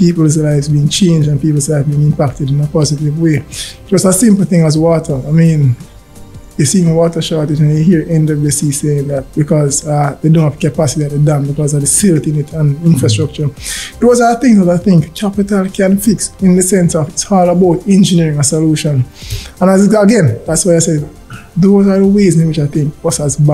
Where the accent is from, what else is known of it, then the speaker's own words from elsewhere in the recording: Trinityville, Saint Thomas Parish, Jamaica; From St. Thomas, community called Trinityville